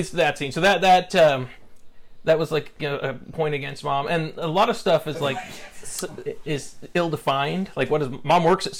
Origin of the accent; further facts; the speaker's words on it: Sandy, Utah, United States; I grew up in Sandy.